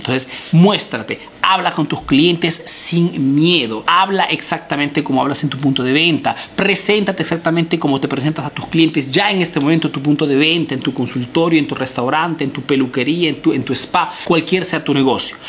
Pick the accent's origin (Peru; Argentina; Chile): Peru; now in Italy